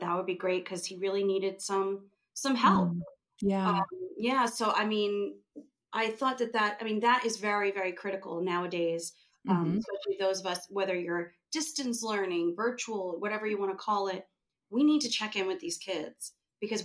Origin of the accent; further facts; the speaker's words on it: New York, United States; moved away; I'm from New York originally